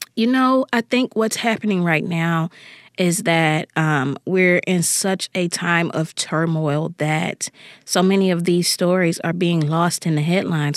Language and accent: English; Jackson, Mississippi, United States; the neighborhood where I grew up here in Jackson, Mississippi.